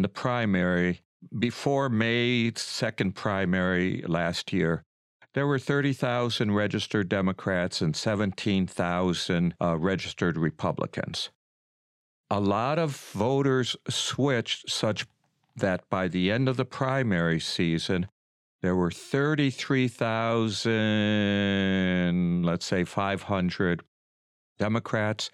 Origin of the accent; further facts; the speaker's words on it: Lorain, Ohio, United States; I was born and raised in Lorain County in Lorain.